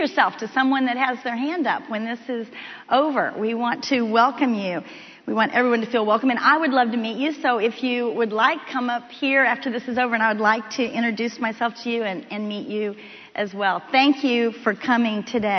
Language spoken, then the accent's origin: English; Miami, Florida, United States; moved away as an adult; also born or lived in Texas; I'm from Miami, Florida